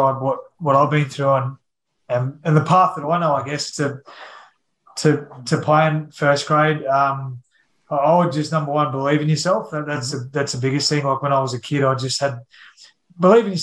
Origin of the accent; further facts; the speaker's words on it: Kingaroy, Queensland, Australia; moved away; also born or lived in Sydney, New South Wales; I grew up in Kingaroy